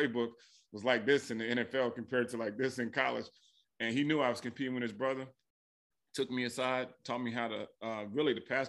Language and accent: English; Frankfurt, Hesse, Germany; born there; my dad was in the military, so I was born in Frankfurt, Germany, so I never played organized football until my 10th grade year in high school.